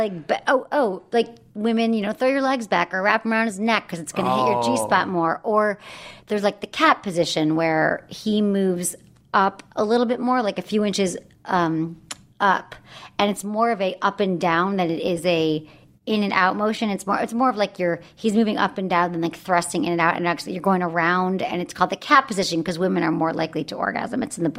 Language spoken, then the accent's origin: English; Michigan, United States; Where are you from? Michigan.